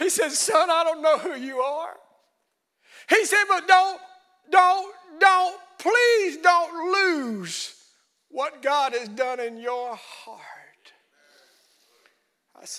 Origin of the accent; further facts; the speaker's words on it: Alabama, United States; we're from Alabama.